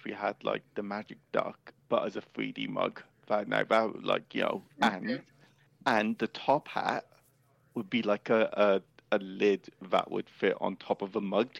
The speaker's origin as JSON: {"language": "English", "country": "United Kingdom"}